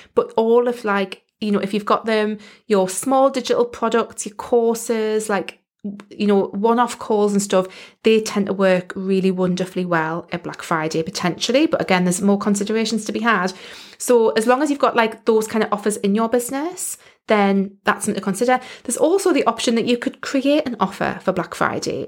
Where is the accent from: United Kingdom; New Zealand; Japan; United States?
United Kingdom; accent: British; I am in the U K